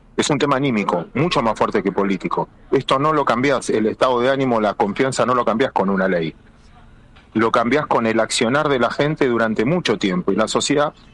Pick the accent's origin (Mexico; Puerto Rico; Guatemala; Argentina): Argentina; somos más los argentinos que queremos vivir bajo la ley